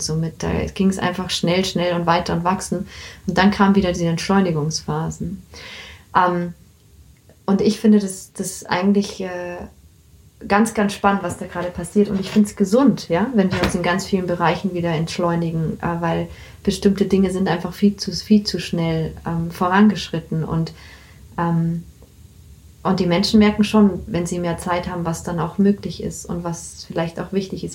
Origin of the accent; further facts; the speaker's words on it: Bavaria, Germany; ich bin in Bayern also aufgewachsen